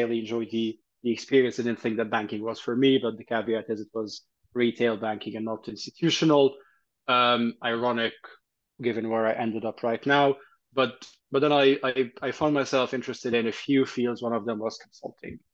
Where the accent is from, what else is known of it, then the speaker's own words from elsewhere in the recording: Egypt; also born or lived in Canada / Dubai; now in London, United Kingdom; I'm Egyptian, Italian. I grew up in Egypt, and then I'd moved to Canada